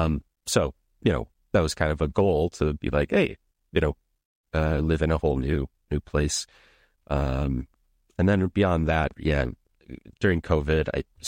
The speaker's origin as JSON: {"language": "English", "region": "Minnesota", "country": "United States", "tie": "born or raised there", "lives_now": "Amsterdam, Netherlands", "said": "I live in Amsterdam now. I grew up in Minnesota."}